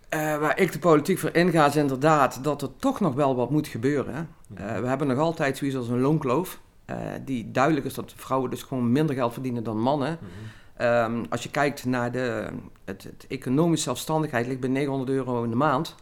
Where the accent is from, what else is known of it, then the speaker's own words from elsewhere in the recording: Limburg, Netherlands; also born or lived in Rotterdam; als Limburger